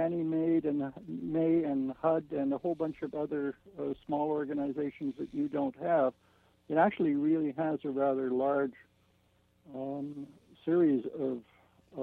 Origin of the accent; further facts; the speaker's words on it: Canada; we're the Canadian Americans